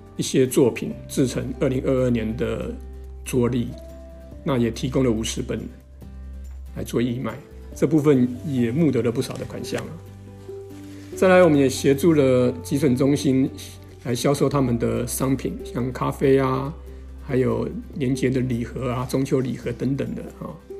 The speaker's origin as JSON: {"language": "Chinese", "town": "Toufen", "region": "Miaoli County", "country": "Taiwan", "tie": "born or raised there", "also_born_or_lived": "Nanzhuang, Miaoli", "moved": "yes", "lives_now": "Longtan, Taiwan", "said": "我的老家是在苗栗的头份跟南庄"}